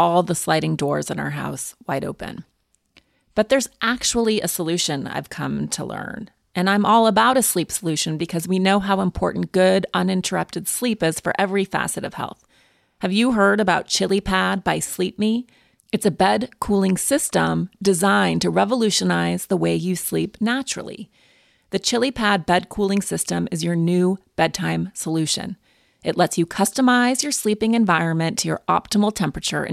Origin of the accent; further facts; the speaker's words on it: Montana, United States; I'm from Montana